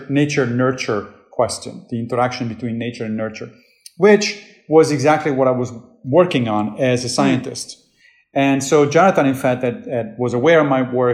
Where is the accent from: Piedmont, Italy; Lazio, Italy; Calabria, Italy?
Lazio, Italy; Rome; moved away as an adult; now in New York, United States; I grew up Catholic in Rome